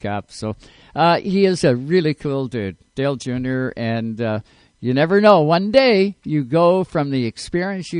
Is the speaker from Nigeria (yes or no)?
no; Canada; I am from Canada